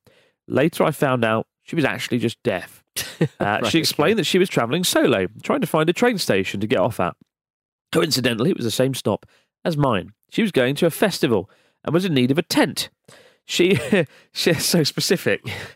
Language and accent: English; Utah, United States; I'm from Utah.